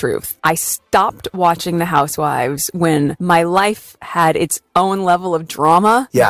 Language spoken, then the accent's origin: English; California, United States; I'm from California